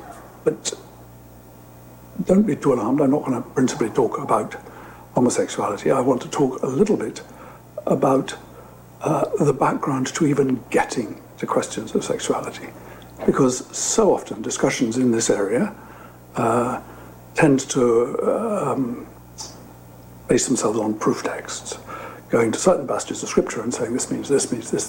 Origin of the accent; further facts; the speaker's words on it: United Kingdom; accent: British; now in Madrid, Spain; As you can hear from my accent, I'm British. I'm talking to you from my home in Madrid